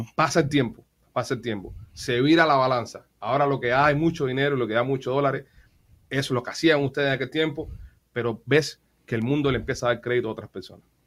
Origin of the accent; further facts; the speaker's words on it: Cuba; a los cubanos nos llegó más